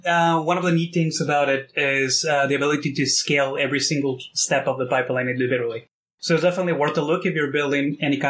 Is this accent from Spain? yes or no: no; Mexico; now in Toronto, Canada; So I've been in Canada and Toronto for the past 12 years. I'm originally from Mexico, which if you look at my name, it's like the most Mexican name ever, right?